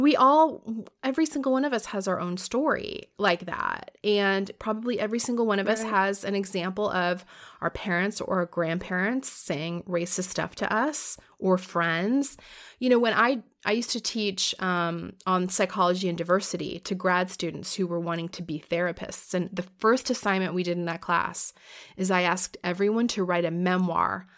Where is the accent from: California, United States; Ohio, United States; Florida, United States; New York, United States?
Florida, United States; I grew up in Florida